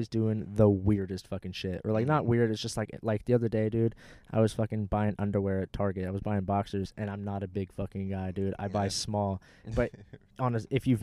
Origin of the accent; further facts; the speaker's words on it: Fountain Valley, California, United States; my hometown in Fountain Valley.